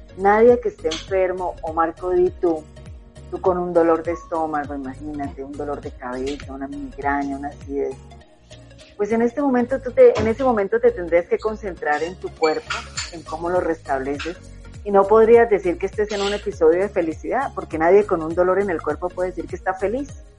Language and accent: Spanish; Colombia; como decimos acá en Colombia